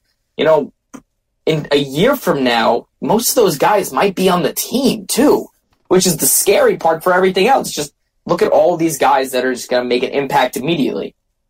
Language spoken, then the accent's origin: English; Colorado, United States; I was born in Colorado